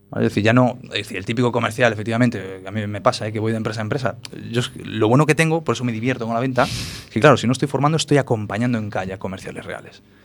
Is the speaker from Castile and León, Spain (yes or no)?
no; Galicia, Spain; born or raised there; also born or lived in Paris, France